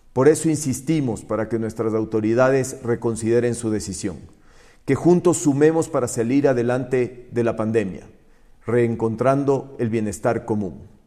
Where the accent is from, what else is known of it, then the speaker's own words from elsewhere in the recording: Ecuador; como ecuatorianos